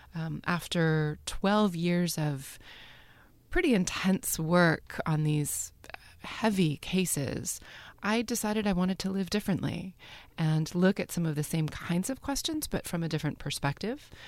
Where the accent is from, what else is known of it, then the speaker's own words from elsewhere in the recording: United States; I am an American conceptual documentary artist